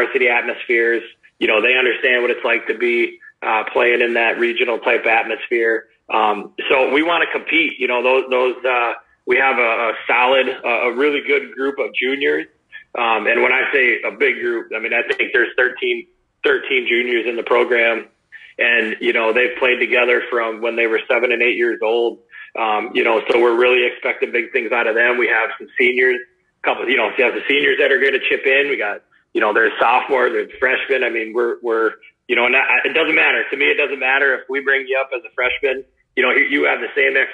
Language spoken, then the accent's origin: English; Cuba City, Wisconsin, United States; I grew up in Cuba City, Wisconsin. I grew up on a dairy farm